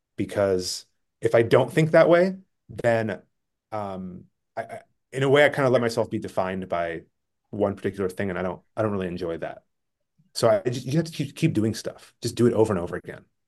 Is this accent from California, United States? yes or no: yes; Bay Area, California, United States; I grew up in the Bay Area, in California